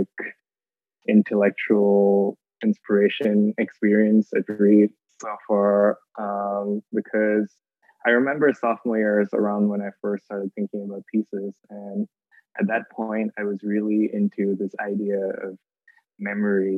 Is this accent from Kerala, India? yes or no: yes; Thrissur, Kerala, India; moved away; I come from Thrissur, India, which is on the west coast of Kerala